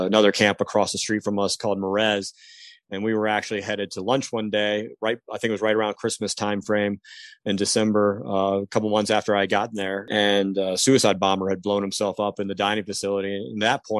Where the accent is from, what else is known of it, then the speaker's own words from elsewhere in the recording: Hampton, Virginia, United States; also born or lived in Kentucky; I grew up in the Hampton Roads area, actually. I grew up in Hampton